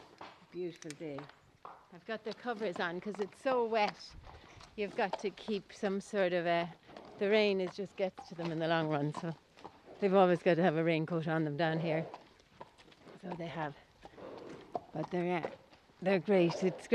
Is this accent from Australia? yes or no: no; Ireland; moved away as an adult; also born or lived in Dublin; now in Mayo, Ireland; I grew up in the East Coast, and we get, from doing Living the Wildlife and all the nature shows, like we get, I think it's 2,500 millimetres of rain over here